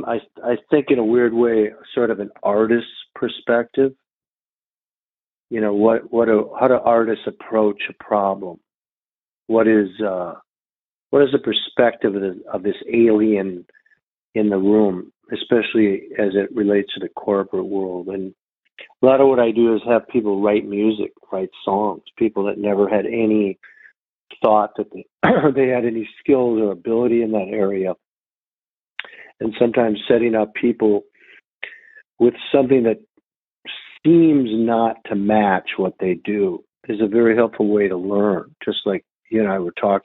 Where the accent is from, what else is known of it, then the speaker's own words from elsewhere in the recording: Minneapolis, Minnesota, United States; I'm from Minneapolis, Minnesota